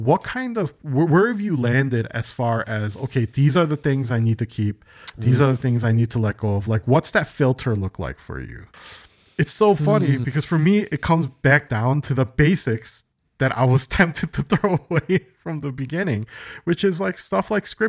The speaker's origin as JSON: {"language": "English", "country": "United States", "tie": "born there", "said": "I was born in America, but I was in English as a second language. Because my parents instilled so much Korean stuff yes. in me"}